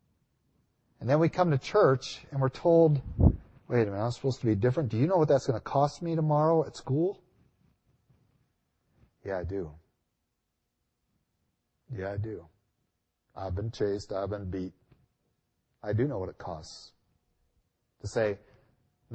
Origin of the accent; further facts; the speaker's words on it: United States; I'm not even American